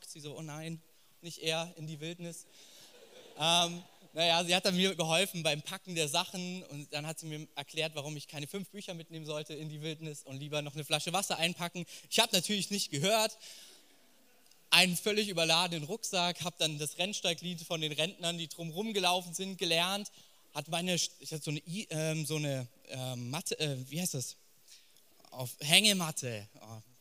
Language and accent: German; Fürth, Bavaria, Germany; born there; Ich bin gebürtiger Franke, aber aus dem nicht ganz so schönen Teil. Ich bin in Fürth geboren. Genau. Ähm, aber wir sind nah an Nürnberg dran.